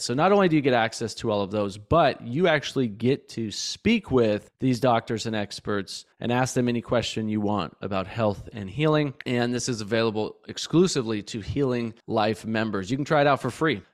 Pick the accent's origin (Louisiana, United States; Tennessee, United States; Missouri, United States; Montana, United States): Montana, United States; Bozeman; I grew up in Montana, Bozeman, Montana, and spent a lot of time outside as a kid.